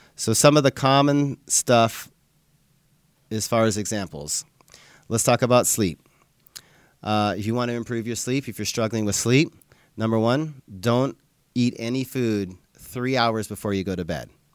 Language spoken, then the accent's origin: English; Livingston, Montana, United States; I grew up in Montana, so I would ride my bike all over town in Livingston, Montana